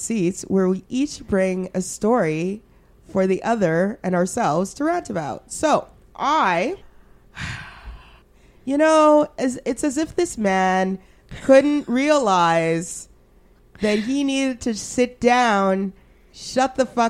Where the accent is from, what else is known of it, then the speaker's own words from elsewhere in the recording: Alberta, Canada; I'm so glad I grew up in Alberta